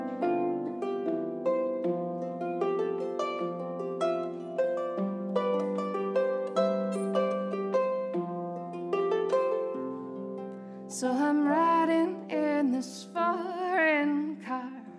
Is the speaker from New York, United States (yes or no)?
no; Philadelphia, Pennsylvania, United States; moved away as an adult; also born or lived in Berlin, Germany; I'm from Philadelphia first and then a farm outside of Philly.